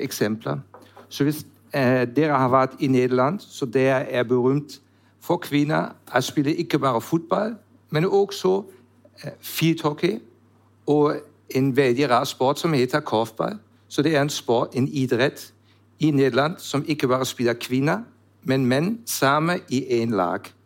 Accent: Germany; Norwegian is a second language; moved away as an adult; also born or lived in Switzerland / Netherlands; now in Norway; jeg kommer fra Tyskland

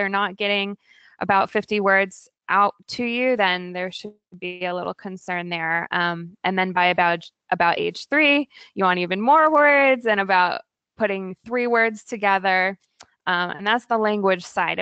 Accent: Virginia, United States; born or raised there; also born or lived in California / Oregon / Maryland; now in Portland, United States

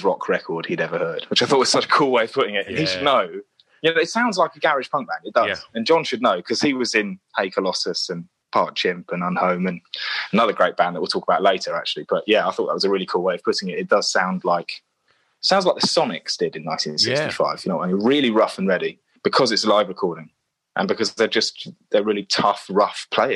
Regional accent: Tunbridge Wells, South East England, United Kingdom; also born or lived in Portsmouth; Tunbridge Wells, where I grew up. I was born in Portsmouth, and then I moved to Tunbridge Wells

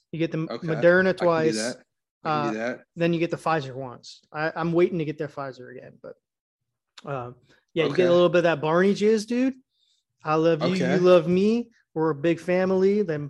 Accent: the South, United States; accent: Southern; And honestly, I really don't have that bad of a Southern accent.

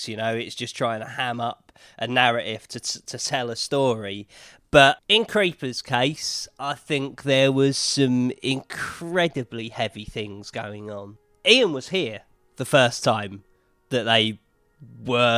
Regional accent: United Kingdom; also born or lived in Hollywood, California; now in Los Angeles, United States; I'm a British music journalist, and I now work out of Hollywood, California

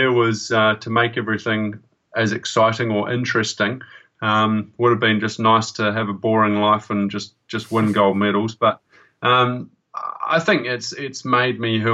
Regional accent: New Zealand

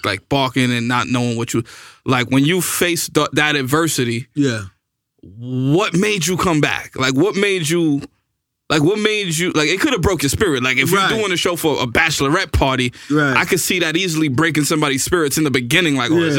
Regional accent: New York City, New York, United States; moved away as an adult; also born or lived in Miami, Florida; I grew up in the Bronx.

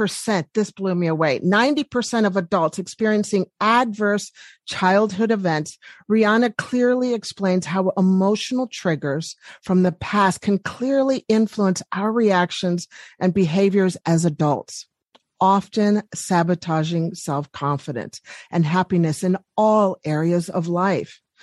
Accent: Washington, District of Columbia, United States; I'm from Washington, D.C.

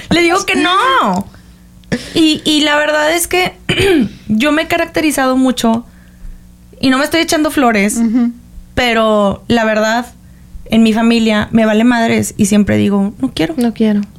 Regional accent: Monterrey, Nuevo León, Mexico; las regias tenemos fama de ser mamonas.

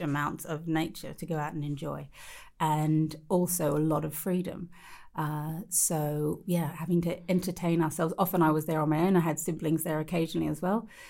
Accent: Australia; growing up in Australia

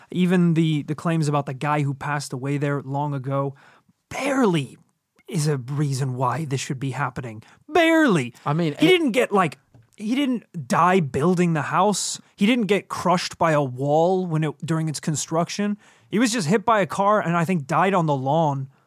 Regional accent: Georgia, United States; born there; also born or lived in Northern Ireland / London / Wales / Toronto; you know, I was born in Georgia, over in the States, didn't spend a lot of time there. Moved to Northern Ireland, moved to London, Wales, lived in Toronto for a while, kind of all over the place.

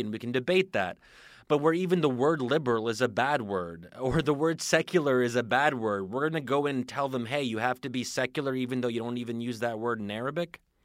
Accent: United States; as an American

